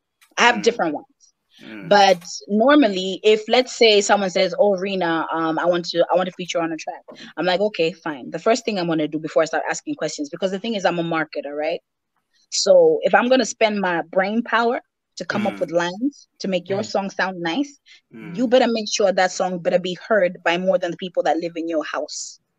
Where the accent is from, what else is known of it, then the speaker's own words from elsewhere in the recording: Malawi; English is a second language; Oh, you don't sound Malawian. I'm sorry, guys. I was educated by white people. It's not my fault.